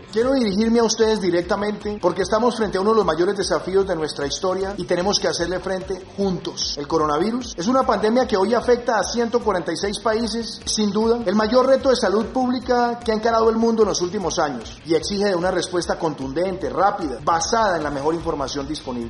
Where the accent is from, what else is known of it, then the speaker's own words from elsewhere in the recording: Colombia; como colombianos